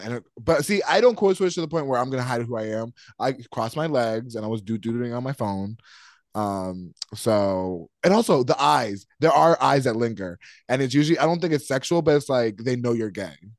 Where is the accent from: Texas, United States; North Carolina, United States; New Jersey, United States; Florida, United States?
North Carolina, United States; moved away; ever since I moved out away from North Carolina